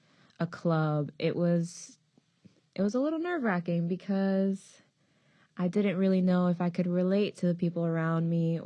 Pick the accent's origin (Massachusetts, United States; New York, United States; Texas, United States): Massachusetts, United States; Brockton; I'm from Brockton, and Brockton is super diverse.